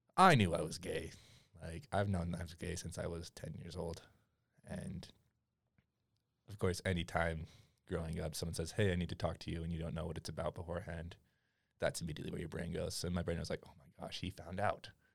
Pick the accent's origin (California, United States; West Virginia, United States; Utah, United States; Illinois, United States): Utah, United States; also born or lived in Madagascar; I was born in Utah County, raised there my entire life.